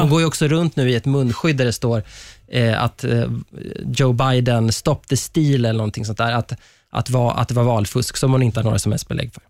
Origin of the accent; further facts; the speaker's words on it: Sweden; som svenskar